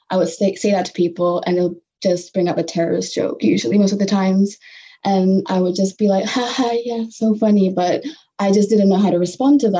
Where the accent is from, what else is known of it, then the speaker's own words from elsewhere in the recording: Singapore; also born or lived in Malaysia; growing up in Singapore and Malaysia, there was a celebration of diversity